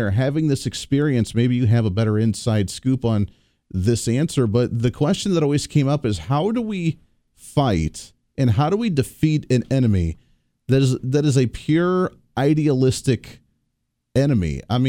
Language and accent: English; Colorado, United States; moved away; I come from Colorado originally